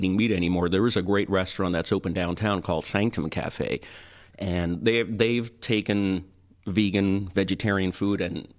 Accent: Toronto, Ontario, Canada; now in Orlando, United States; I grew up in Toronto

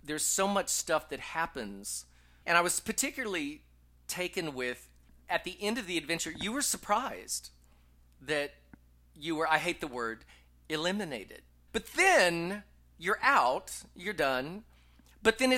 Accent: Texas, United States; moved away as an adult; also born or lived in upstate New York / New York / Los Angeles; now in Las Vegas, United States; I'm a little blonde kid from Texas

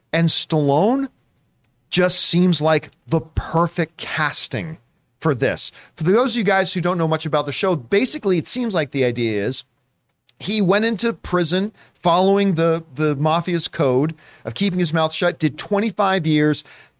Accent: Canada; because as a Canadian, I got real damn excited a couple of years ago when I found out that Cineworld was also

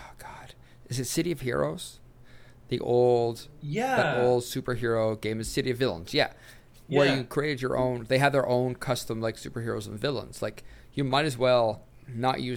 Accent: Sweden; I'm from Sweden

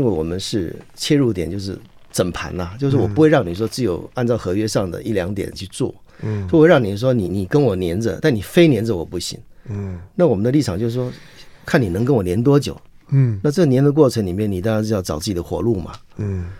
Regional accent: Chiayi, Taiwan; 我是嘉义人，我是学电子工程的。

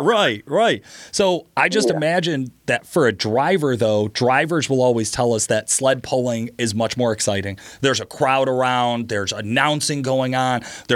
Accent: Virginia, United States; I would drag race. I'm from Virginia.

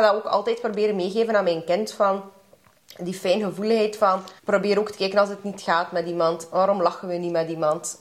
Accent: Kyrgyzstan; now in Belgium; ik ben van Kyrgyzstan

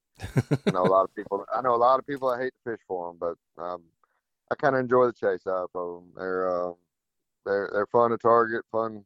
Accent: South Florida, United States; now in Fort Morgan, United States; Growing up in South Florida too, my mom's family down there

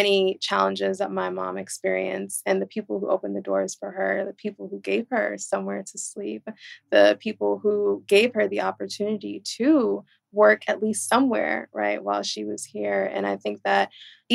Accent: New York City, New York, United States; I was born and raised in Brooklyn, New York, in Flatbush in the 90s and early 2000s

